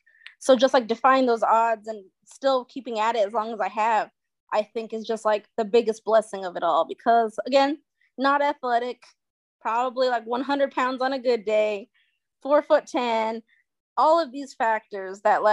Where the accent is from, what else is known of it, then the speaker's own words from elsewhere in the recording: New Mexico, United States; moved away; I'm from New Mexico